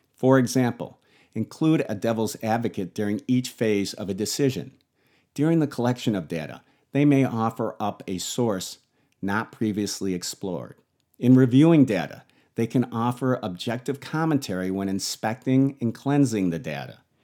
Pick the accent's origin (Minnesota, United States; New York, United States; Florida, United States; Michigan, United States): New York, United States; Buffalo; I grew up in Buffalo